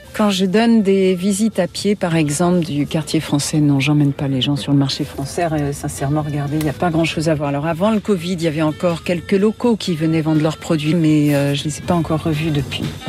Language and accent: French; Maisons-Laffitte, Île-de-France, France; moved away as an adult; now in New Orleans, United States